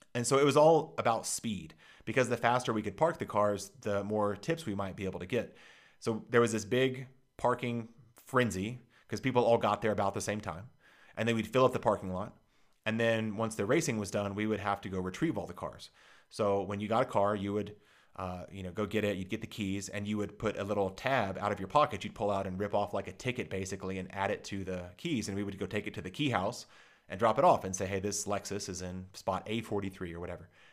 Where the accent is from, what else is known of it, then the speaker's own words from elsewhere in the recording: Dallas, Texas, United States; I grew up in Dallas, Texas